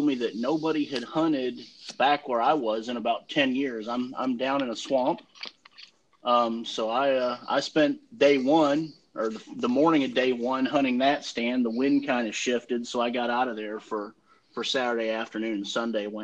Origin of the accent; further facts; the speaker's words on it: Douglasville, Georgia, United States; also born or lived in Michigan; I grew up in Douglasville